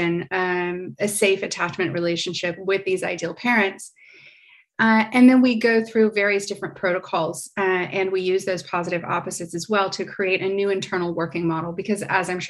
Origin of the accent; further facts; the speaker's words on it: United States; now in Paris, France; So I'm American. I live in Paris, France